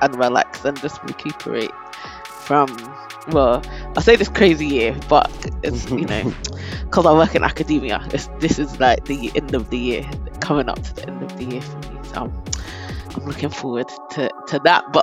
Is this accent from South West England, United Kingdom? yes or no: no; London, United Kingdom; I'm from South London, Croydon specifically.